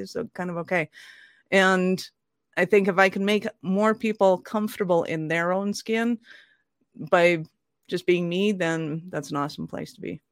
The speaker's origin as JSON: {"language": "English", "country": "Ireland", "said": "I'm an Irish redhead"}